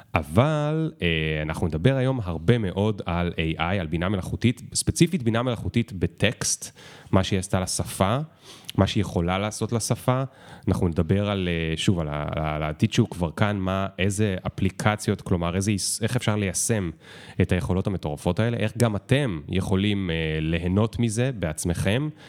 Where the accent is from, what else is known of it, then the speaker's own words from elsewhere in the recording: Israel; כי אני ישראלי